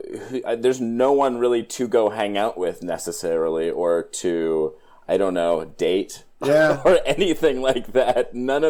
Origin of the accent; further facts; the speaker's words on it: Pennsylvania, United States; I'm from Pennsylvania